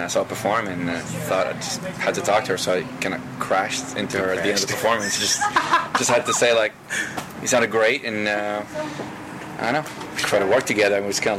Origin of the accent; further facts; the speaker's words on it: Paris, Île-de-France, France; now in Los Angeles, United States; Well, I'm from Paris, France.